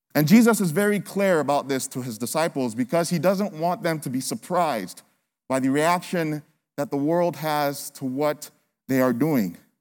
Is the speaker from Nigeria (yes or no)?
yes; Nigeria; now in United States; I'm from Nigeria